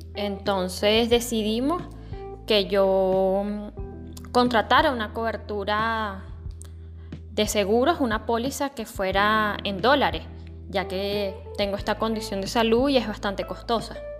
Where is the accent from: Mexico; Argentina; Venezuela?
Venezuela; acá en Venezuela, que es un país de Latinoamérica